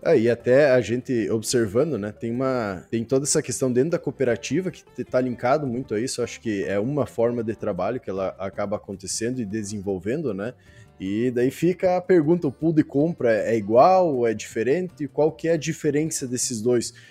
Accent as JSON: {"language": "Portuguese", "region": "South Region", "country": "Brazil", "said": "nós que viemos lá do Sul"}